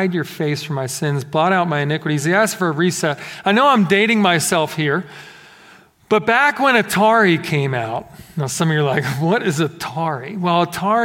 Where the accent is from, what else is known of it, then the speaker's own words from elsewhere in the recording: Philadelphia, Pennsylvania, United States; growing up in Philadelphia, we did have some snowfall.